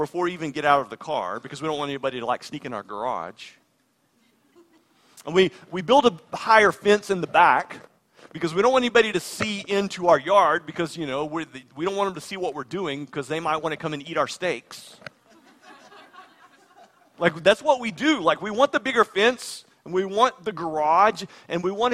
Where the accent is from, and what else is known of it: United States